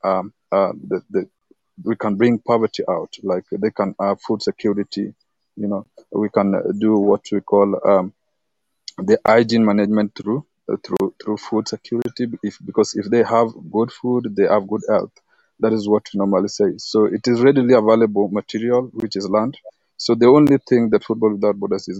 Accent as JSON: {"language": "English", "country": "Kenya", "said": "I'm from Kenya."}